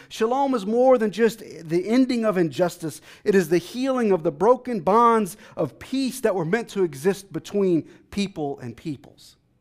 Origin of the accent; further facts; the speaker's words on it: Texas, United States; now in Washington, D.C., United States; I'm from Texas